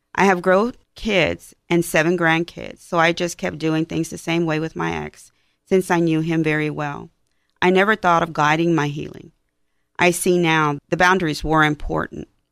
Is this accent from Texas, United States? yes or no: yes; Houston, Texas, United States; I am from Houston